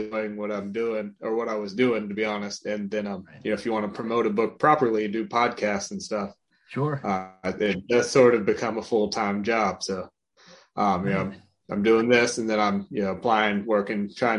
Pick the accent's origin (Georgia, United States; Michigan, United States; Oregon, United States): Georgia, United States; Marietta; moved away as an adult; also born or lived in Lexington, Virginia; now in South Carolina, United States; I was born and raised in Marietta, Georgia, near Atlanta, Georgia